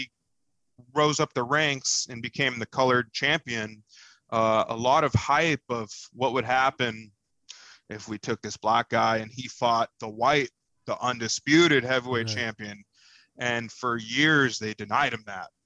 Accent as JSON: {"language": "English", "country": "United States", "said": "we're American"}